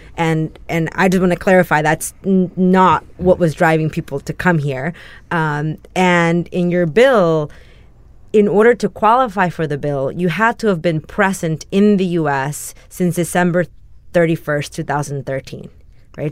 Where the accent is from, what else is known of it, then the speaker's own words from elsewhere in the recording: San Antonio, Texas, United States; moved away as an adult; also born or lived in Mexico / New York; now in Los Angeles, United States; My hometown of San Antonio where I grew